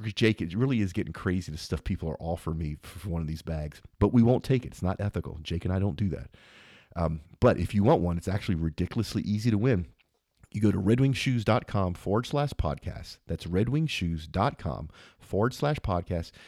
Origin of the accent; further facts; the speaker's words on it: Louisiana, United States; I'm from Louisiana